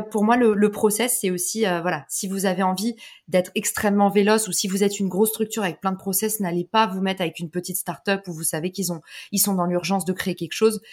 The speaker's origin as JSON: {"language": "French", "country": "France", "also_born_or_lived": "United States", "said": "on est des Français"}